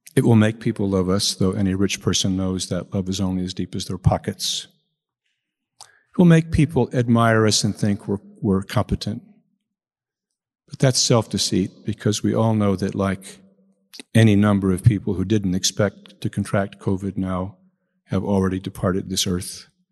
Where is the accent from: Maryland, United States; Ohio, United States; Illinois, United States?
Illinois, United States; Chicago; I come from Chicago. In Chicago, we use the Irish word wake